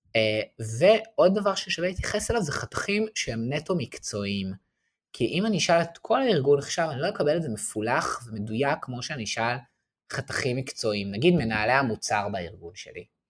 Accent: Israel; also born or lived in Paris, France; אנחנו גם בתור ישראלים

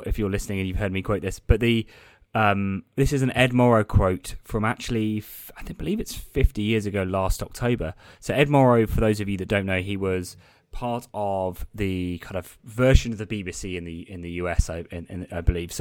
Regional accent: United Kingdom; being British

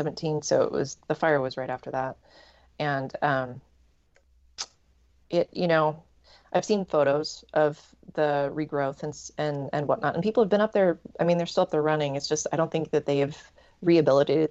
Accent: Salem, Oregon, United States; I'm from Salem, Oregon. So I'm just, the capital of Oregon

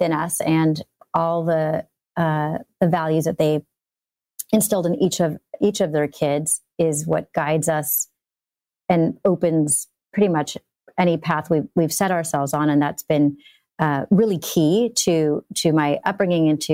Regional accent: Los Angeles, California, United States; I grew up in Encino

